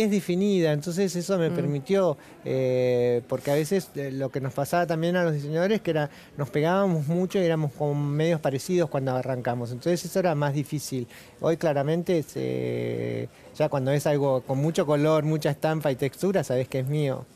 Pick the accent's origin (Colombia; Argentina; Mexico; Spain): Argentina; Somos latinos, somos argentinos